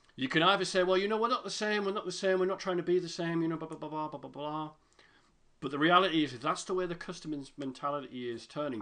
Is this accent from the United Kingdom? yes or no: yes; United Kingdom; I'm British